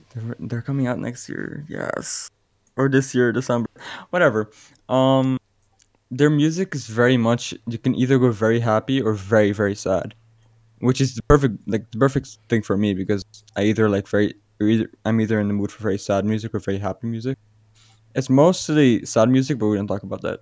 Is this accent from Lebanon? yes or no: no; Aruba; I'm from Aruba